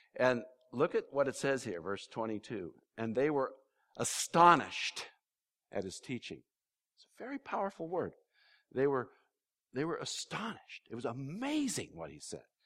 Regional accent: California, United States; I'm a Californian

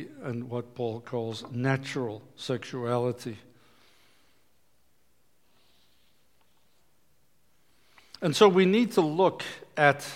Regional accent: Liverpool, North West England, United Kingdom; When I grew up in Liverpool, England

